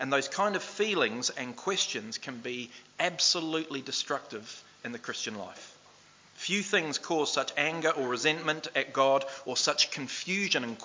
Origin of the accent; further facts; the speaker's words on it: New Zealand; moved away; also born or lived in Australia; I played Aussie League for the first time as a Kiwi over in Australia